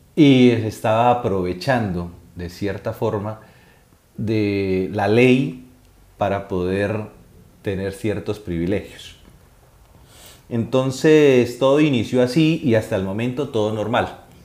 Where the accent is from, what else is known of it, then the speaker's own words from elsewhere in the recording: Cúcuta, Norte de Santander, Colombia; moved away as an adult; now in Spain; el norte de Santander, Cúcuta, pues me interesa. Y todo lo que salga en redes, eh, lo que salga en noticiarios, lo que salga en, en cualquier medio que sea de esta zona del país, pues porque es, mi, es de donde yo soy